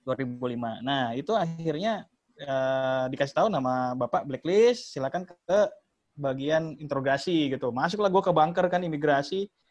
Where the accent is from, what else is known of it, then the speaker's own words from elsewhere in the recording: Betawi, Jakarta, Indonesia; gua orang Betawi